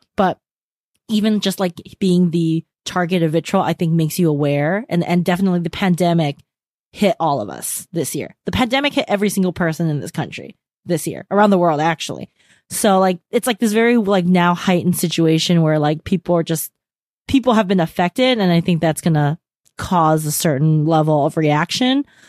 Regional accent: California, United States; we're from California

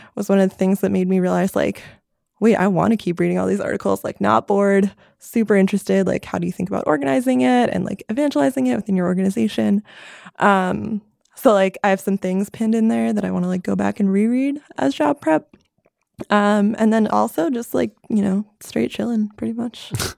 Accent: New York City area, United States; moved away; I am from the New York City area, just north of New York City

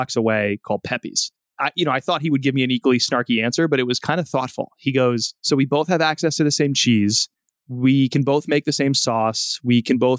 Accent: outside New Haven, Connecticut, United States; I'm Italian American and I grew up outside New Haven, which has nationally ranked pizza

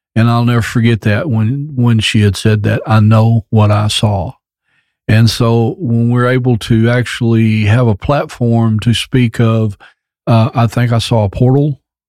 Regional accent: United States; my hometown of Robertson County

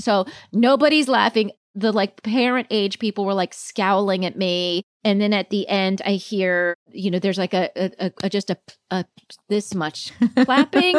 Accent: Palm Springs, California, United States; also born or lived in Virginia; now in New York, United States; I grew up mostly in Palm Springs, but when I was very little, we were in Virginia

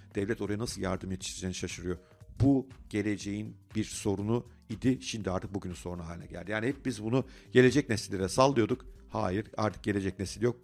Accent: Turkey

